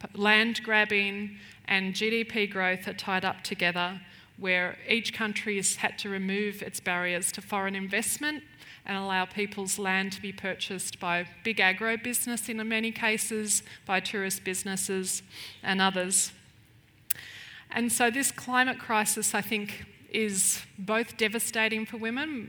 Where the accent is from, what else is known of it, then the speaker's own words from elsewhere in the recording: Melbourne, Victoria, Australia; moved away as an adult; now in Chiang Mai, Thailand; I'm originally from Melbourne